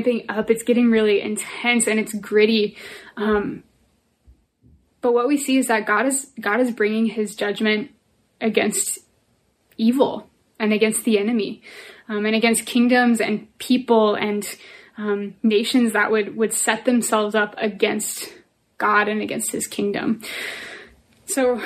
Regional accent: Northern Virginia, United States; I'm from Nova

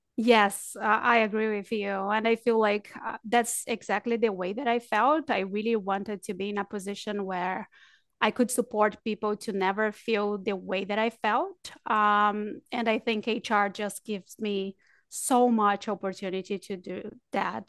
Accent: Brazil; moved away; also born or lived in New Zealand; I'm from Brazil, but I lived in New Zealand for seven years

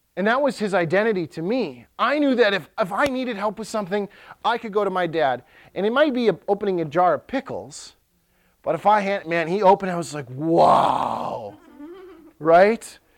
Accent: Ellsworth, United States; So there's one high school in Ellsworth, my hometown

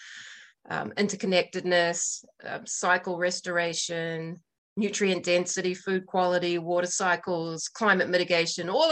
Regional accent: New Zealand; now in Montana, United States; I'm the Kiwi in Montana.

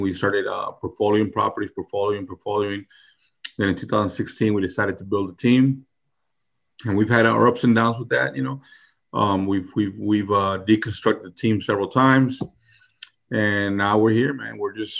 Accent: New Orleans, Louisiana, United States; New Orleans, you know. I was born in New Orleans. My dad's family's from there. So, I mean, I can remember being a small little kid on the street.

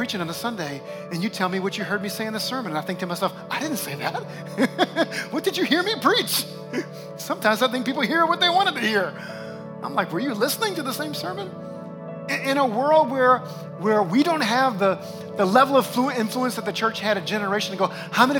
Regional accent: New Orleans, Louisiana, United States; moved away; my hometown of New Orleans

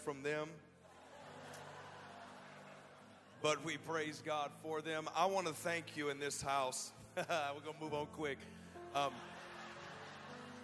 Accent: Nashville, Tennessee, United States; also born or lived in Atlanta, Georgia / Decatur, Georgia; I'm from Nashville, Tennessee

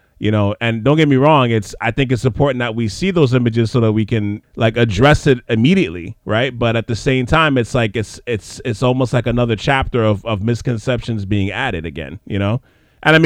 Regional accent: Montreal, Quebec, Canada; moved away; also born or lived in Trinidad and Tobago (ancestry); growing up in Montreal, that is a heavy Haitian community over there

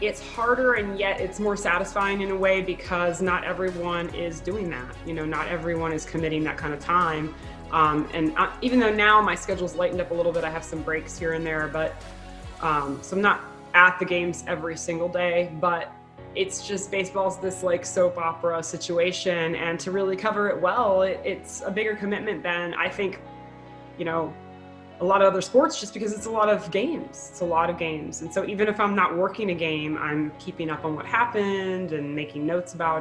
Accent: South Florida, United States; moved away as an adult; now in Arizona, United States; I grew up in South Florida

